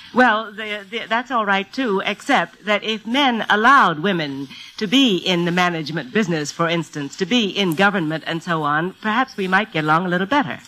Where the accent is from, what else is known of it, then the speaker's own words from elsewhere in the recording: United States; moved away as an adult; I spent a great deal of my life in America and went abroad to live for 12 years.